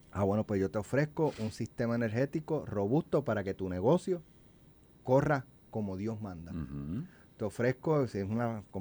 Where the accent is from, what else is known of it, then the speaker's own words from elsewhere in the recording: Puerto Rico; porque yo soy boricua para que tú lo sepas.